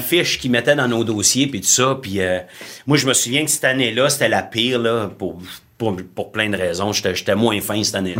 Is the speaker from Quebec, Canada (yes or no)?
no; Ontario, Canada; je suis un franco-ontarien